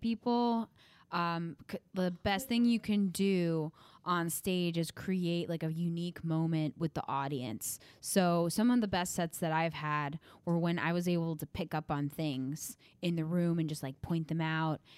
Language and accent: English; Midwest, United States; moved away; I'm from the Midwest